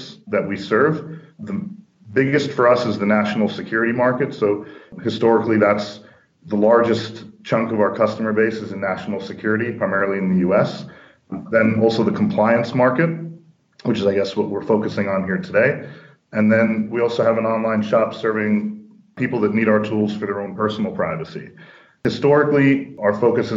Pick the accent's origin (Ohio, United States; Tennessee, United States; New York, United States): New York, United States; born or raised there; moved away as an adult; now in Finland